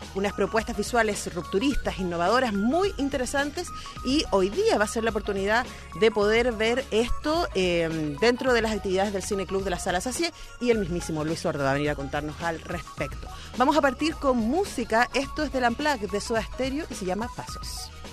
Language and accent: Spanish; Chile; como chilena